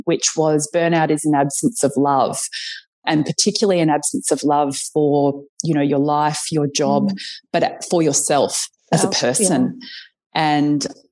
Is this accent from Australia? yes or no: yes; Brisbane, Queensland, Australia; moved away; I'm from Brisbane originally